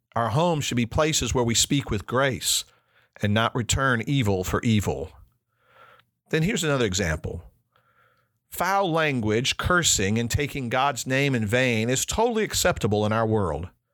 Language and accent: English; Chicago, Illinois, United States; also born or lived in United Kingdom; Growing up in Chicago gave me lots of connections to other cultures